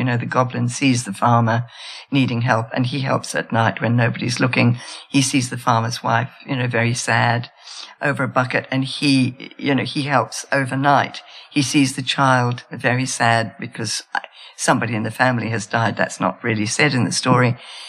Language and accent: English; Australia; I'm Australian too.